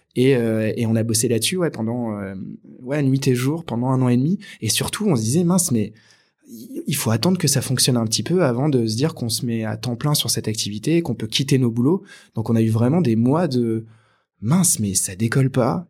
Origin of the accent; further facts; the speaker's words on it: Angoulême, Nouvelle-Aquitaine, France; j'ai grandi à Angoulême donc une petite ville de Charente en France